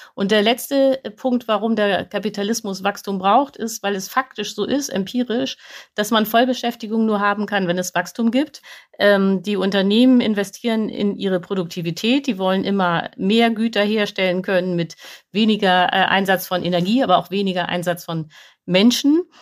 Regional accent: Germany; wir verbrauchen als Deutsche

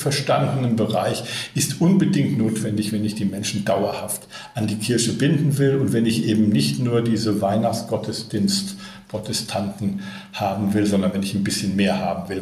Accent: Berlin, Germany; hier in meiner Heimatstadt Berlin

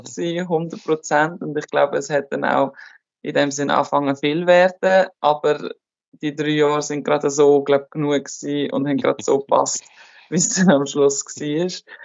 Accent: Switzerland; moved away as an adult; also born or lived in Germany / France; now in Turkey; als Schweizerin

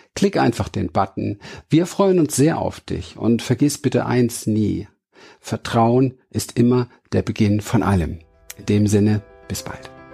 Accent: Berlin, Germany; Ich bin in Berlin aufgewachsen, im Hinterhof von Wedding geboren

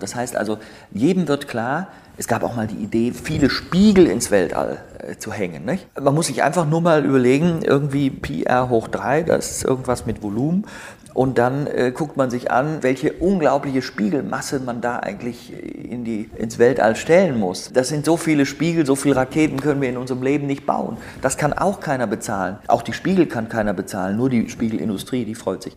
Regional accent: Bonn, North Rhine-Westphalia, Germany; ich bin Rheinländer, ich bin in Bonn geboren

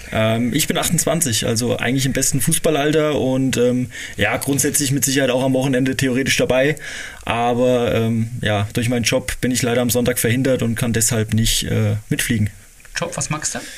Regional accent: Hesse, Germany; also born or lived in Giessen; ich bin in Gießen geboren und in der Nähe von Marburg, eine halbe Stunde entfernt, auf dem Dorf groß geworden.

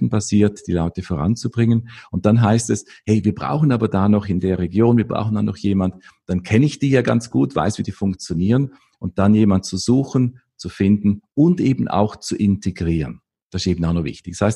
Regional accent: Vorarlberg, Austria; Ich komme aus Österreich, äh, aus dem westlichen Teil von Österreich, aus dem, aus dem bergigen Gebiet effektiv und äh, aus dem Bregenzer Wald.

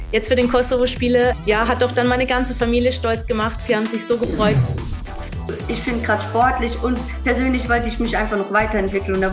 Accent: Schwäbisch Hall, Baden-Württemberg, Germany; born there; genau, Schwäbisch-Hallerin, hallo.

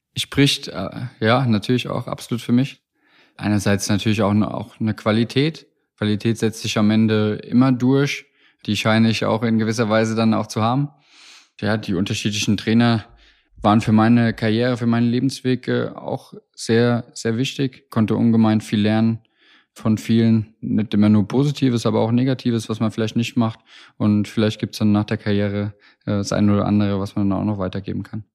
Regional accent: Hesse, Germany; Bin waschechter Hesse, für mich mit der Heimat ungemein verbunden

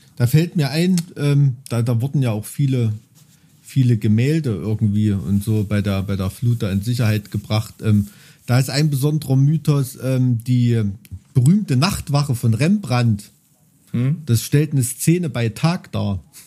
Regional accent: Thuringia, Germany; als Thüringer

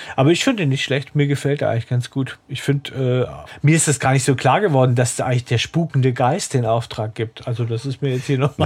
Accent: Southern Germany, Germany; moved away; ich komme ja ursprünglich aus Süddeutschland

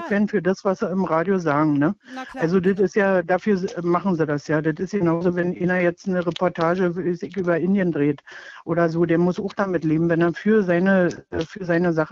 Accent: East Germany, Germany; Also früher, ich bin nur in der DDR aufgewachsen

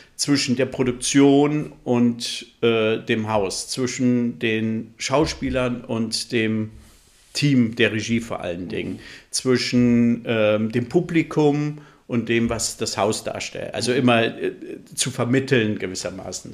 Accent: Flensburg, Schleswig-Holstein, Germany; moved away; also born or lived in Central Hesse / Berlin / Erlangen; gebürtiger Mittelhesse, aber aufgewachsen in Flensburg. Mhm. Also ich würde mich auch als Nordlicht bezeichnen.

